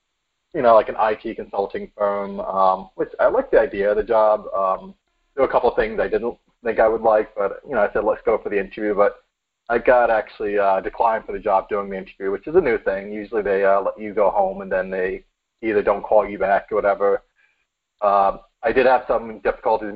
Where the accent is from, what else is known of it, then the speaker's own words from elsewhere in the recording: New York City, New York, United States; now in Connecticut, United States; I am from New York City originally, Bronx, New York